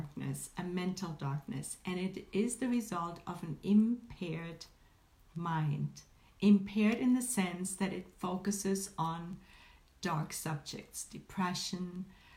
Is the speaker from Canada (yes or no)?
no; Germany; now in Northern California, United States; I was born and raised in Germany